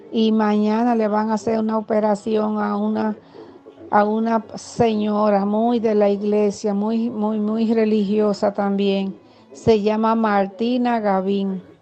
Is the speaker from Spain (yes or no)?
no; Dominican Republic